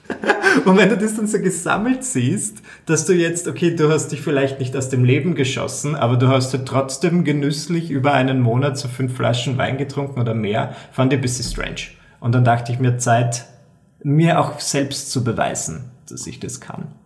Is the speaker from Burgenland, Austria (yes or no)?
yes; Burgenland, Austria; also ich bin Burgenländer und ich komme so aus einer Gegend, da ist Alkohol trinken einfach so wie, keine Ahnung, wie Salz beim Essen.